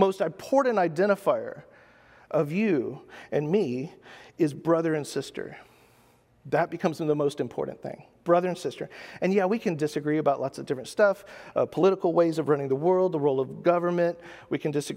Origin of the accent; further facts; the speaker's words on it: United States; as an American